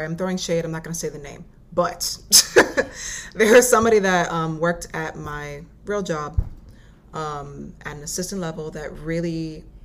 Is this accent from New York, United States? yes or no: yes; New York, United States; moved away; also born or lived in Florida / Savannah, Georgia / Atlanta, Georgia; I'm here in New York now. This is actually my hometown